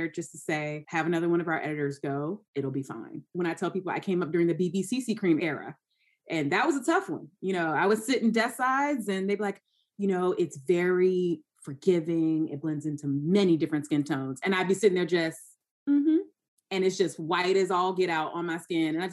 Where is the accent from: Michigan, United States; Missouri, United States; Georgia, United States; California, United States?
Georgia, United States; moved away; And it's crazy because I moved from Georgia. I went to school in North Carolina. I'm a Southern girl.